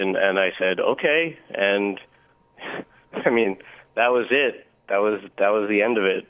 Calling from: New Rochelle, New York, United States; I'm calling from New Rochelle, New York.

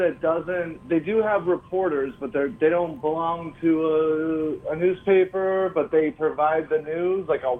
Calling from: New York City, New York, United States; I'm calling from Astoria

